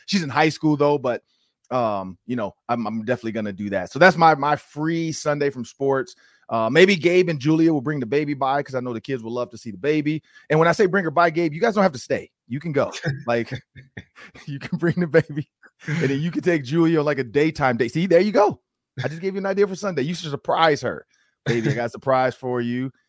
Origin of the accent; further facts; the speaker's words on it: Detroit, Michigan, United States; I'm from Detroit, and I play for the Ravens